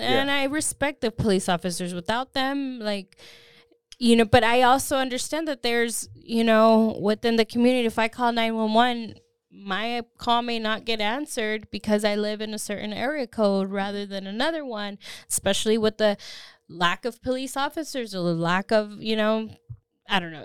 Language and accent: English; Austin, Texas, United States; I grew up in Austin